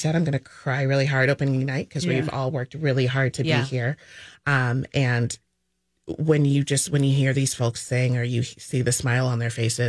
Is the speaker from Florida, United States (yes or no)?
yes; St. Petersburg, Florida, United States; moved away; I grew up in St. Petersburg.